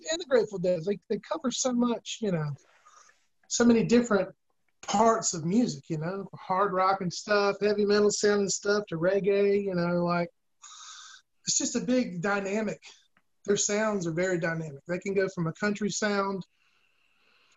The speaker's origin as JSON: {"language": "English", "region": "South Carolina", "country": "United States", "said": "I'm from South Carolina"}